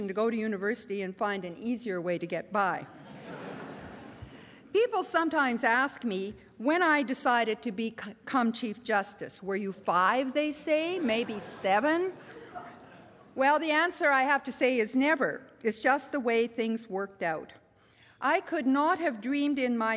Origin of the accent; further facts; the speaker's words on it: Pincher Creek, Alberta, Canada; moved away; I was born not in Toronto, but at a far, point far distant, A tiny town, Pincher Creek, at that point population 1,700, got to 2,000 before I left, a town tucked in the southwest corner of Alberta.